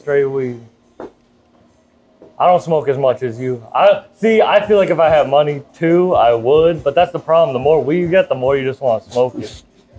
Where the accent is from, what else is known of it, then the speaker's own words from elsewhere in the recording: Boston, Massachusetts, United States; I'm not from New York. I came just for this. I'm from Boston. Wow, I'm from Massachusetts.